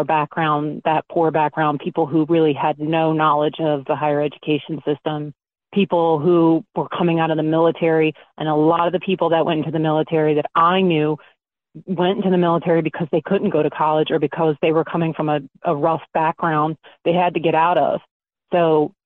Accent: Baltimore, Maryland, United States; I'm originally from South Baltimore

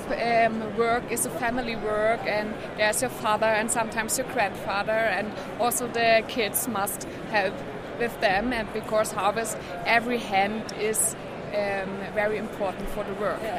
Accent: Germany; English is a second language; I'm from the Elbe-Saale, that's the east region of German

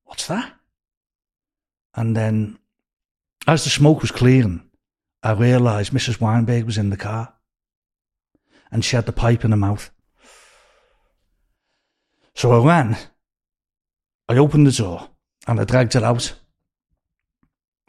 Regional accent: Liverpool, North West England, United Kingdom; moved away as an adult; also born or lived in Beverly Hills; now in California, United States; I was born in Scotland Road

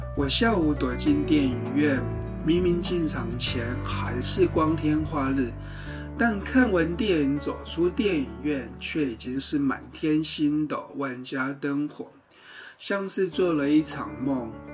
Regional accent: Tainan, Taiwan; moved away; 我是一九七五年出生， 八零年代跟九零年代初期，在台南度过我的童年跟青春期

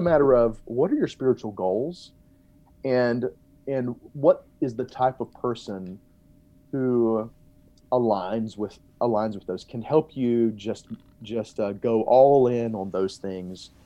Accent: Montgomery, Alabama, United States; now in Texas, United States; I grew up in Mo-, Montgomery, Alabama

